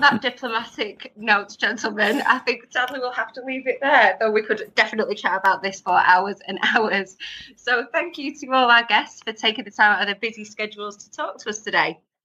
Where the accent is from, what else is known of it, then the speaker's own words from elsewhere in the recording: England, United Kingdom; as the lone Anglo Saxon here, it's my duty to represent the English